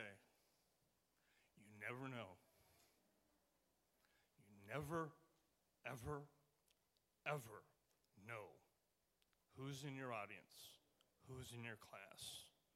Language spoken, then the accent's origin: English; Stockton, California, United States; I am from Stockton, California, Northern California